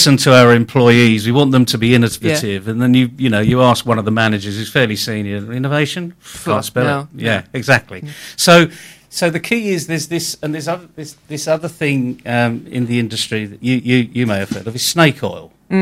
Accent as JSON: {"language": "English", "town": "Leeds", "region": "Yorkshire and the Humber", "country": "United Kingdom", "tie": "born or raised there", "also_born_or_lived": "New York", "moved": "yes", "said": "I was one of four boys. We came from Leeds."}